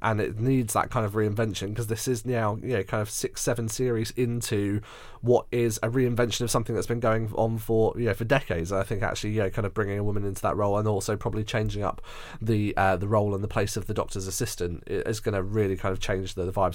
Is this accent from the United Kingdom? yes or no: yes; Surbiton, London, United Kingdom; moved away; I was born and raised there, so I know Surbiton so very well with all of its eccentricities